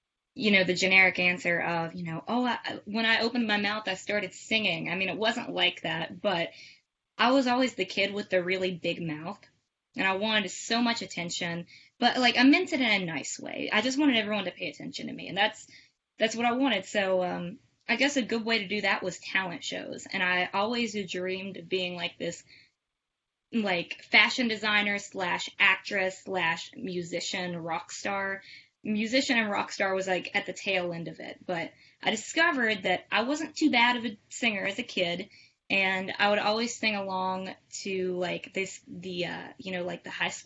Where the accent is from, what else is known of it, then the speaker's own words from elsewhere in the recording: Summersville, West Virginia, United States; I am from Summersville, West Virginia, so a West Virginia local girl, local musician